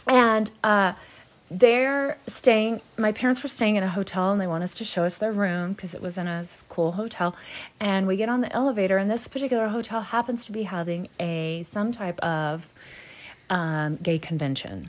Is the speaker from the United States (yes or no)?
yes; the South, United States; I'm from the South